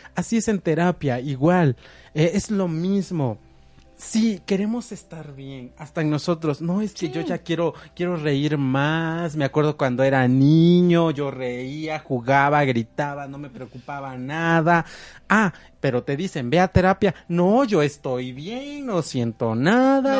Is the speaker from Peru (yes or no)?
no; Mexico; nosotros como mexicanos eh, siempre queremos llevar un cambio